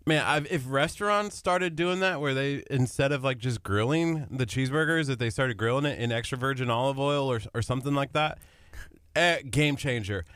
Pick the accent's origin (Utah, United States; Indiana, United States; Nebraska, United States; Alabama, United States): Nebraska, United States; moved away; I grew up in Nebraska, which is cow country.